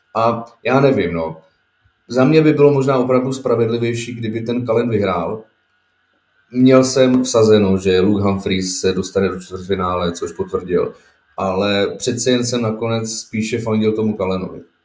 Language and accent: Czech; Bohemia, Czechia; tady u nás v Čechách